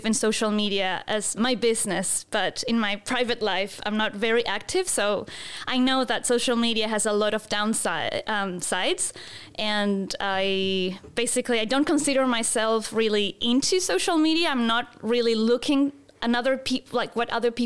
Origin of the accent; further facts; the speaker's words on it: Santiago, Santiago Metropolitan Region, Chile; moved away as an adult; also born or lived in Gold Coast, Australia / Christchurch, New Zealand / Melbourne, Australia; now in New Zealand; I'm originally from Santiago, Chile. I lived there until I was 23 years old.